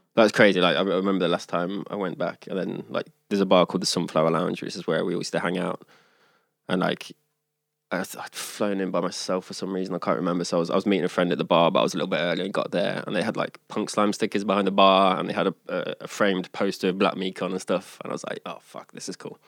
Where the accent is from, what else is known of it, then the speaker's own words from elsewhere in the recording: Leicester, East Midlands, United Kingdom; now in Sweden; I'm from Leicester